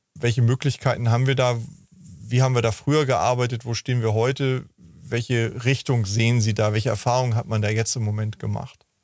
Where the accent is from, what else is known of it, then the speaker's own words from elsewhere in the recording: Hamburg, Germany; ich komme ja aus Hamburg